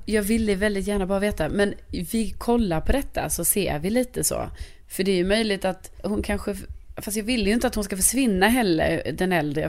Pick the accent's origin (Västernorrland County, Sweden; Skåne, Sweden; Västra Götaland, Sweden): Skåne, Sweden; Lund; born or raised there; moved away as an adult; now in Stockholm, Sweden